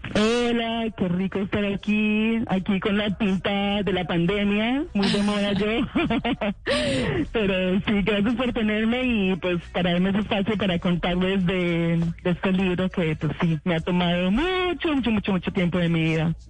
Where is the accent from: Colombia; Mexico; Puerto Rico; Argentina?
Colombia; yo como colombiana y como muchos colombianos, yo vengo de una familia